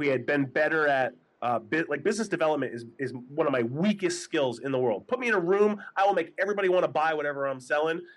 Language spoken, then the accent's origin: English; New Hampshire, United States; blue collar family growing up in New Hampshire